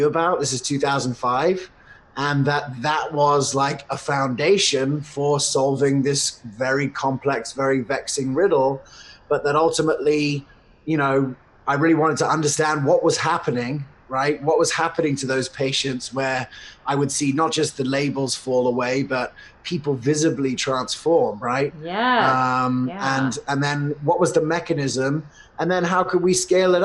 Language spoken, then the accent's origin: English; United States; I was born in America, and I was definitely the weird kid at school that did natural medicine.